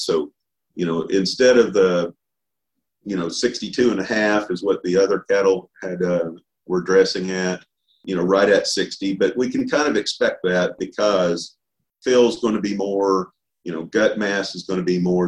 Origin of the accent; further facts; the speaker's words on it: Oklahoma, United States; also born or lived in Arkansas; I was born and raised here in Oklahoma, uh, just a little ways here from Stillwater